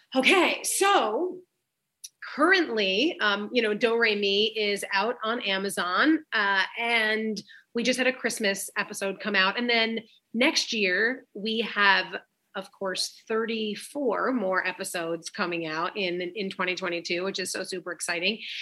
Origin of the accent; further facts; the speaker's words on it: New York, United States; I'm from New York